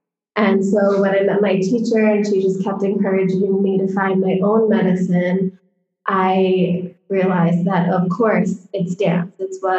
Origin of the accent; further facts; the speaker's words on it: Connecticut, United States; also born or lived in New York City; I grew up, I was born in New York City, and we lived there when I was little. And then my parents moved to Connecticut when I was about 2 or 3.